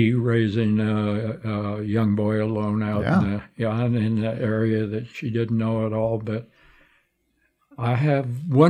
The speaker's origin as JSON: {"language": "English", "town": "Tucson", "region": "Arizona", "country": "United States", "tie": "born or raised there", "also_born_or_lived": "New York / New Jersey / Benson, Arizona / Santa Fe", "moved": "as an adult", "lives_now": "Phoenix, United States", "said": "We moved to Tucson. I grew up on Park Avenue in Drachman"}